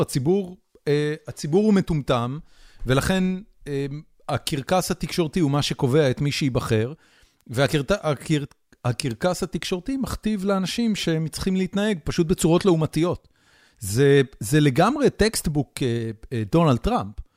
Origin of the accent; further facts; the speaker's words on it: Haifa, Haifa District, Israel; חיפה לצורך העניין, שהיא אה, עיר הולדתי ואני מכיר אותה יחסית טוב